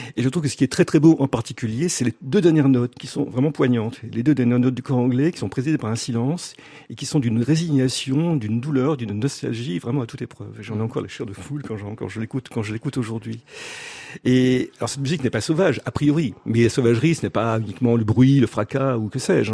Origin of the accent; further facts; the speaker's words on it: Lille, Hauts-de-France, France; je suis né à Lille